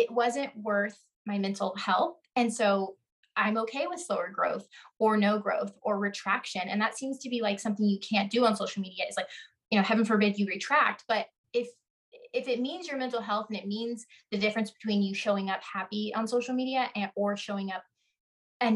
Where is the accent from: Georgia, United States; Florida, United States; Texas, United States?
Texas, United States; the Ozarks in; I'm from the Ozarks in Texas